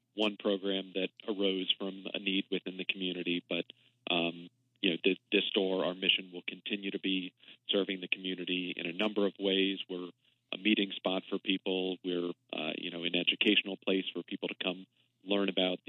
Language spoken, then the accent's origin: English; Arlington, Virginia, United States; I'm a lifelong Washingtonian, I grew up in Arlington